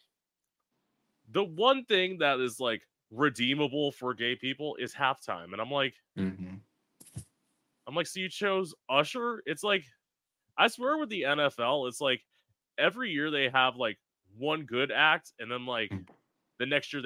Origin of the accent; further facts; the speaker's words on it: South Florida, United States; also born or lived in Orlando, Florida; I'm born and raised Floridian